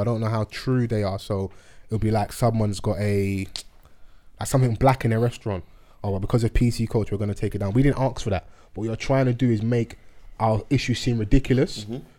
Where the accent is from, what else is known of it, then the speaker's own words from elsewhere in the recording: London, United Kingdom; I'm a Londoner.